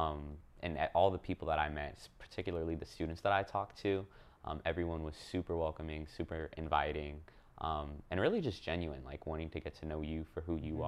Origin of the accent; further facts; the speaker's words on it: right outside of Charlotte, Lake Norman area, North Carolina, United States; also born or lived in Chicago, Illinois / Pleasant Prairie, Wisconsin / Baltimore, Maryland; I grew up right outside of Charlotte, Lake Norman area